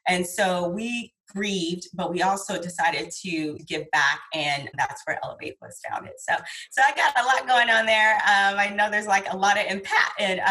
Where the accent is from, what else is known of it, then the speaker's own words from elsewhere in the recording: San Diego, California, United States; I am born and raised in San Diego